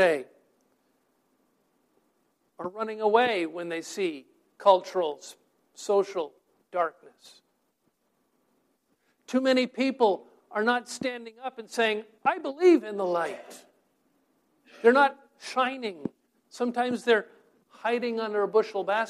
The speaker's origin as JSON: {"language": "English", "region": "New Hampshire", "country": "United States", "tie": "born or raised there", "moved": "yes", "lives_now": "Bergen County, New Jersey, United States", "said": "my high school friends that I grew up with up in New Hampshire"}